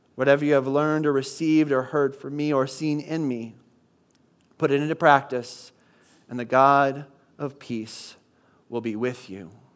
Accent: Midwest, United States; moved away; I grew up in the Midwest where nothing was open on Sundays

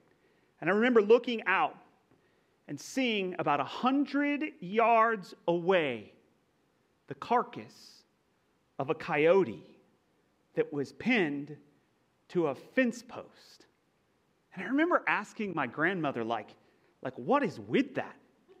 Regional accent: Texas, United States; accent: Texas; now in California, United States; I am not from California, okay? I grew up in Texas, of all places, right?

